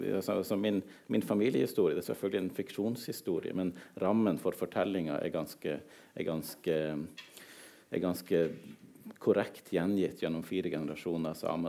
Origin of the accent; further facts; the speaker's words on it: southern Troms, Norway; first language Northern Sami; så jeg vokst opp helt sør i Troms fylke. I, eh, i, eh, i de samiske småbrukersamfunn